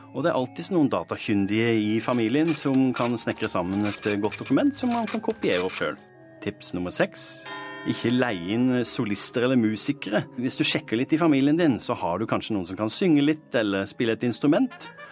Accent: the Sørland coast, Southern Norway, Norway; der jeg kommer fra, sørlandskysten.

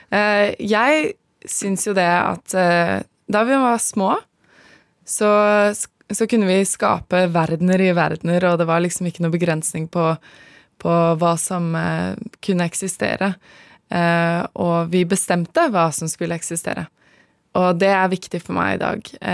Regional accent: Asker, Akershus, Norway; moved away as an adult; now in Namibia; jeg er fra Asker

